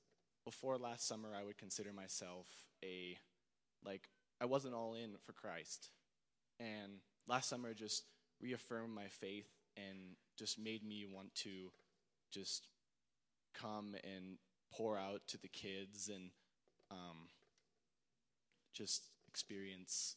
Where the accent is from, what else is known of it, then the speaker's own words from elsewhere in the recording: Ohio, United States; I'm from Ohio